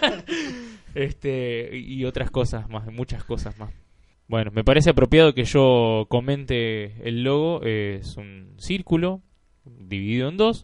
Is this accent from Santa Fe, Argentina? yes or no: yes; Rosario, Santa Fe, Argentina; como rosarino